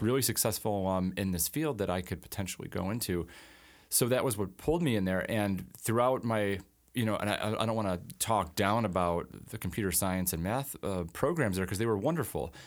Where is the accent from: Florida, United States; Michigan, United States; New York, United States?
New York, United States; Alden; I grew up in Alden, um, you know, grew up in the Buffalo area